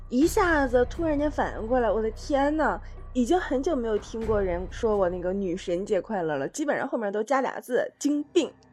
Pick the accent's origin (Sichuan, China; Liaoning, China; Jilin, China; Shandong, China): Jilin, China; 我老家是吉林省的一个在东北特别没有存在感的省份